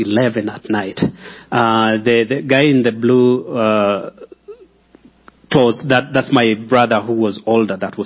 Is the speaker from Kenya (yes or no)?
yes; Kenya; moved away as an adult; also born or lived in Nairobi, Kenya; now in Colorado Springs, United States; I'm from Kenya, but I live here in Colorado Springs with my family.